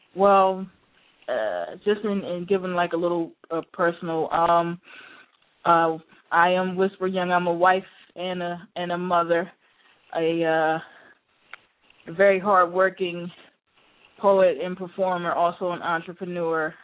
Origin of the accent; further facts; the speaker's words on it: Chester, Pennsylvania, United States; I'm actually from originally from Chester, Pennsylvania